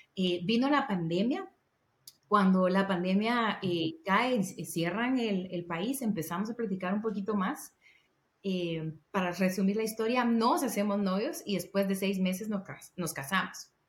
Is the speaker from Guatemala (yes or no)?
yes; Guatemala; moved away as an adult; now in Guatemala City, Guatemala; Yo soy del interior de Guatemala y me vine a trabajar a la ciudad